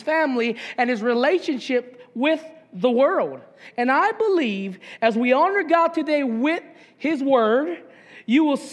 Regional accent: Papaikou, Hawaii, United States; I grew up in Papaiko, and us country boys love mongoose bikes

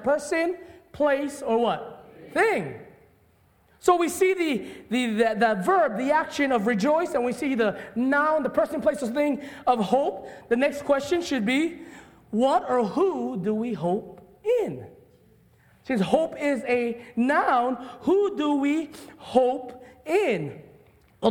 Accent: Hawaii, United States; I'm a Hawaiian boy.

